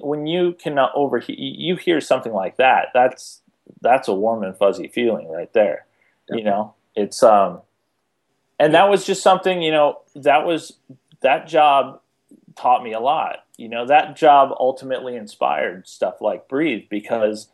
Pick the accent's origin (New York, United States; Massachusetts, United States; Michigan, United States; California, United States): Michigan, United States; Detroit; moved away; I'm from Detroit originally